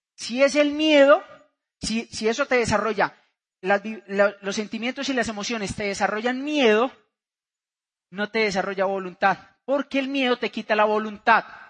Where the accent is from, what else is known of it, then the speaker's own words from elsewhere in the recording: Bucaramanga, Santander, Colombia; vengo de Bucaramanga, Santander